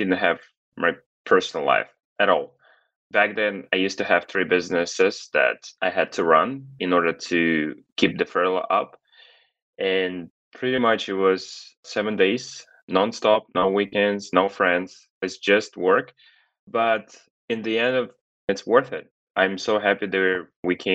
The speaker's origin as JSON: {"language": "English", "country": "Kazakhstan", "tie": "born or raised there", "moved": "yes", "lives_now": "Los Angeles, United States", "said": "I was born in Kazakhstan in a very loving, happy family."}